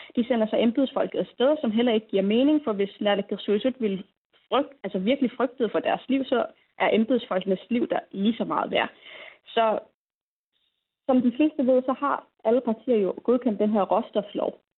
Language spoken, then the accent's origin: Danish; Greenland